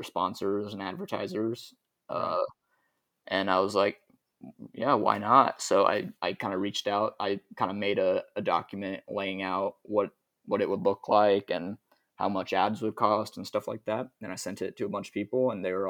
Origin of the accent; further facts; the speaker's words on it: Kansas City, Missouri, United States; I was from Kansas City